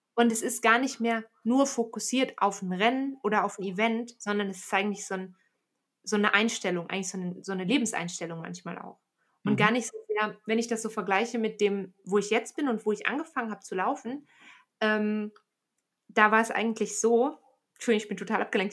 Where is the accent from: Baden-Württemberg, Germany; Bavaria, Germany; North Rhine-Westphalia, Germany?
North Rhine-Westphalia, Germany; Aachen; now in Bern, Switzerland; die Stadt, aus der ich ursprünglich komme. Ähm, ich komme tatsächlich aus dem Flachland, ne? Also ich komme aus Aachen